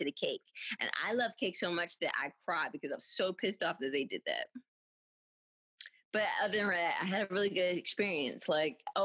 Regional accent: Philadelphia, Pennsylvania, United States; I am from Philadelphia, Pennsylvania

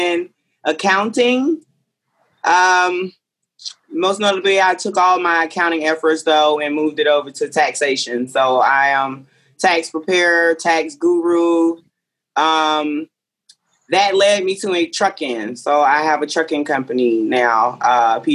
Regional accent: United States; I'm an American. I was born here. But with my dad being a Jamaican and my mom not being around, I was raised with the ideology as if I was a Jamaican

